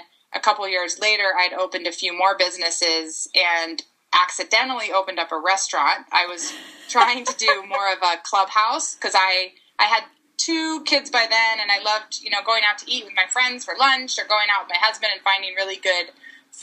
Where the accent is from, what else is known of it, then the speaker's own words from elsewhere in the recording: Northern California, United States; also born or lived in Virginia; I was born and raised in Northern California, the middle Northern, in outside of San Francisco in the Bay Area, kind of in the heart of Silicon Valley.